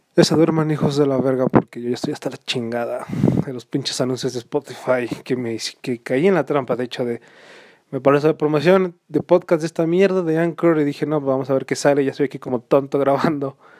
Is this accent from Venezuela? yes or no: no; Mexico; soy mexicano